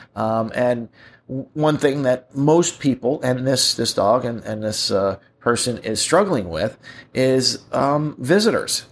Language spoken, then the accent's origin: English; United States; I'm an American